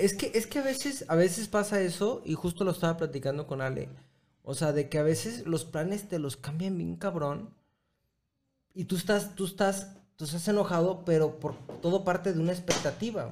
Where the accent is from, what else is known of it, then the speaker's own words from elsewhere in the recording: Mexico; also born or lived in Chelan Falls, United States; como paisas